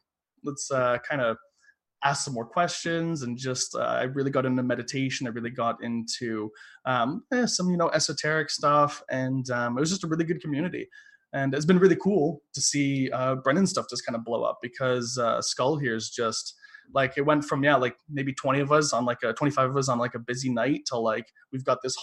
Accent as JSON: {"language": "English", "town": "London", "region": "Ontario", "country": "Canada", "said": "I'm from London, Ontario, Canada"}